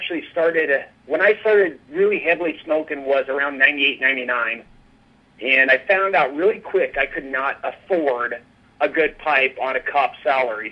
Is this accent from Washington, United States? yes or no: yes; Manson, Washington, United States; moved away as an adult; also born or lived in Wenatchee, Washington; now in McCall, United States; I'm originally from Washington State, a little town called Manson